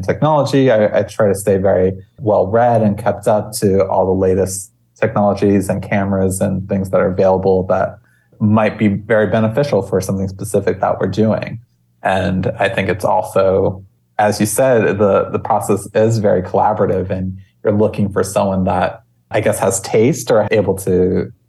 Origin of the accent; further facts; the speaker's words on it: Maui, Hawaii, United States; growing up in Hawaii is such a unique experience